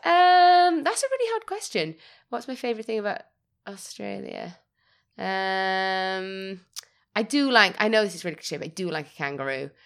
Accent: Wales, United Kingdom; now in Leeds, United Kingdom; My whole house is adorned with things from home, from Wales. My mother is not letting me forget that I'm Welsh.

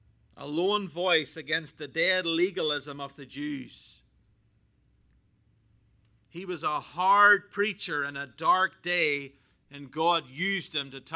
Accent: Northern Ireland, United Kingdom; Now, as a Brit, I'm Irish, but I'm also British. Work that one out.

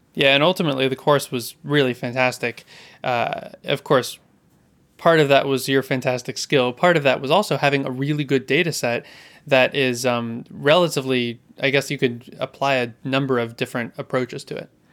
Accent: California, United States; I grew up in California

